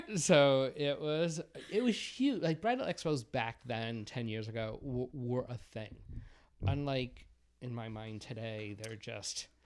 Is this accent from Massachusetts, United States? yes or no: yes; Massachusetts, United States; accent: Boston; I was born and raised in Massachusetts. Um, I'm not sure if you can tell from my horrible Boston accent